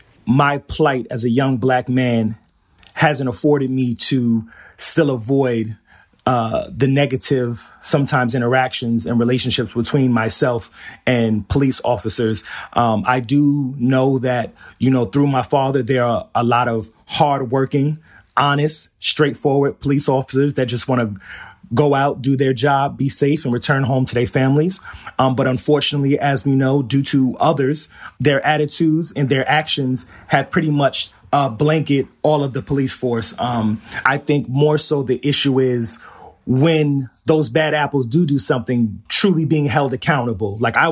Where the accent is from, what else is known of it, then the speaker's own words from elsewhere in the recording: Flushing, New York, United States; But yes, I grew up in Flushing. I'm in Pominock Houses, and I attended PS 200 while I was there on Jewel Avenue.